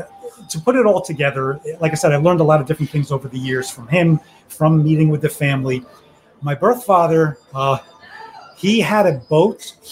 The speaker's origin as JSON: {"language": "English", "town": "Miami", "region": "Florida", "country": "United States", "tie": "born there", "said": "I was born in Miami-Dade."}